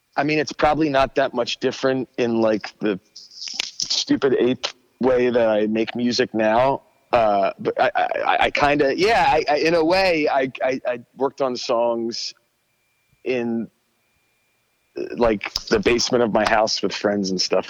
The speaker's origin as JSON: {"language": "English", "town": "Abington", "region": "Pennsylvania", "country": "United States", "tie": "born or raised there", "lives_now": "Telford, Pennsylvania, United States", "said": "In Abington, uh, which is right outside of um, Philadelphia, like maybe like ten minutes outside of Philly"}